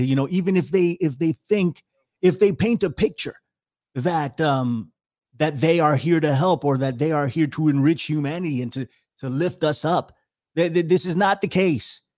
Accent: New York City, New York, United States; I'm from the Bronx. I was born in the Bronx, raised in the Bronx.

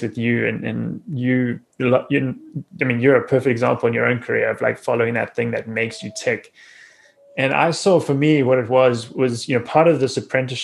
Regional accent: South Africa; growing up in South Africa, where I did

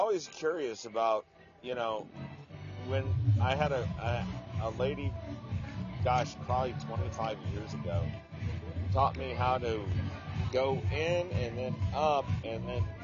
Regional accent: United States; accent: American; I am from America. I'm in Indiana

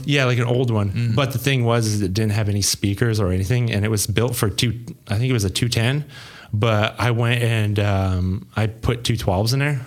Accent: Montana, United States; also born or lived in Troy, Ohio; now in Ohio, United States; I'm originally from Montana

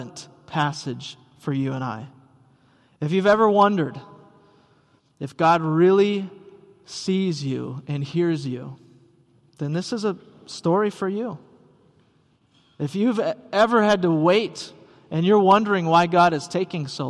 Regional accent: Rice Lake, Wisconsin, United States; now in Elk River, United States; growing up in Rice Lake, Wisconsin

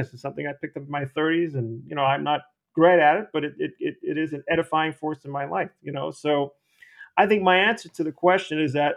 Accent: New York City, New York, United States; moved away as an adult; also born or lived in Austin, Texas; my experience growing up in the Bronx, playing sports, baseball and basketball.

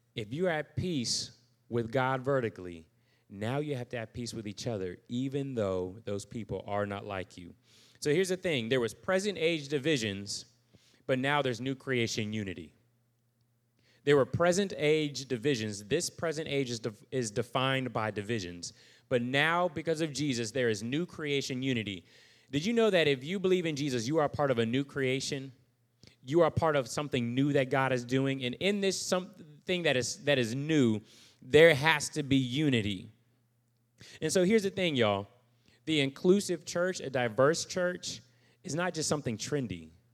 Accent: United States; I'm still an American

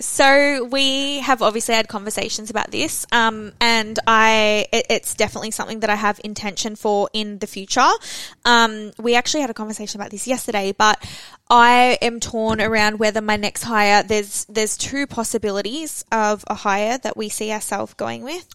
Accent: Australia; Felicity and I were the only Australians

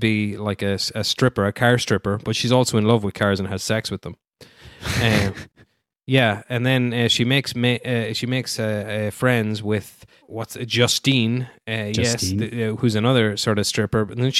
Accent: Ireland; I guess because I'm Irish.

